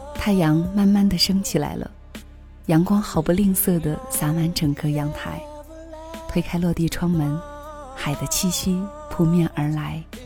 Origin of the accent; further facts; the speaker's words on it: China; 我们是中国人